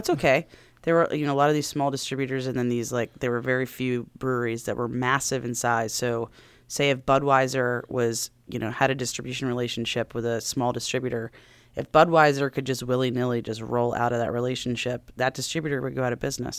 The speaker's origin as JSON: {"language": "English", "town": "Silver Spring", "region": "Maryland", "country": "United States", "tie": "born or raised there", "also_born_or_lived": "New York City", "moved": "as an adult", "said": "I was born and raised in Maryland, uh, grew up, grew up in Montgomery County, grew up in Silver Spring"}